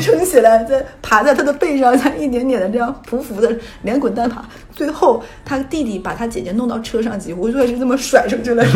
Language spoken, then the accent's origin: Chinese; Northeast China, China; moved away as an adult; now in Shanghai, China; 在我老家东北，就是一个五线城市